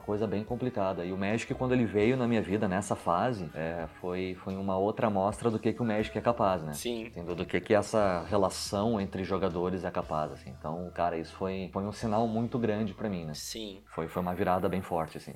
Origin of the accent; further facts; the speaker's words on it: Porto Alegre, Rio Grande do Sul, Brazil; moved away as an adult; also born or lived in São José dos Campos, São Paulo / Santa Catarina; now in Guarulhos, Brazil; eu nasci, me criei em Porto Alegre, fiquei lá até os 25 anos de idade.